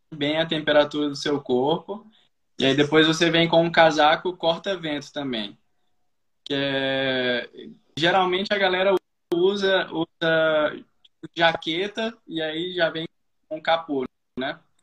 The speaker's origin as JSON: {"language": "Portuguese", "town": "Brasília", "region": "Federal District", "country": "Brazil", "moved": "as an adult", "said": "a gente somos de Brasília, eu e minha família."}